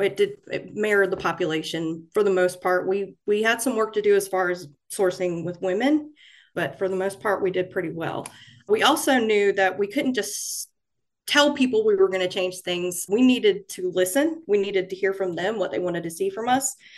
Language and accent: English; Florence, South Carolina, United States; moved away as an adult; now in Fayetteville, United States; I started out at my hometown newspaper in Florence, South Carolina